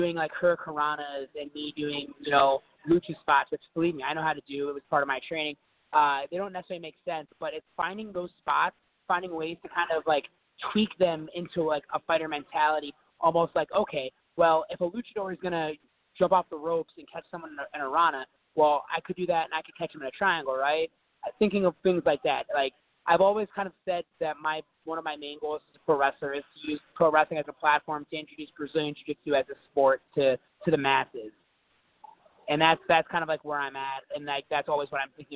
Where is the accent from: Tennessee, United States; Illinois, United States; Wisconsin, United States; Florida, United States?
Florida, United States; also born or lived in Ohio; I was born in Ohio, but I grew up in Florida.